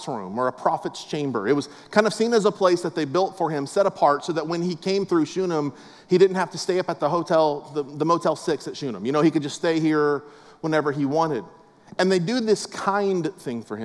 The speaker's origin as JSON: {"language": "English", "town": "West Palm Beach", "region": "Florida", "country": "United States", "tie": "born or raised there", "said": "I grew up in West Palm Beach, South Florida."}